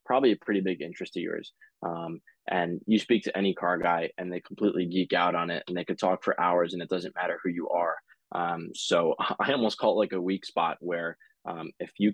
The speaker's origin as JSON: {"language": "English", "area": "South Shore, Nassau County, Long Island", "region": "New York", "country": "United States", "tie": "born or raised there", "also_born_or_lived": "San Luis Obispo, California", "said": "my mom, is from where I grew up now in the South Shore, Nassau County"}